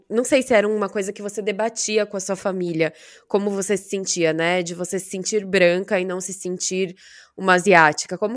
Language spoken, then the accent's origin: Portuguese; Brazil; Essa mistura que tem no Brasil sempre falam que ou eu sou mexicana ou eu sou filipina. Nunca falam de eu ser brasileira.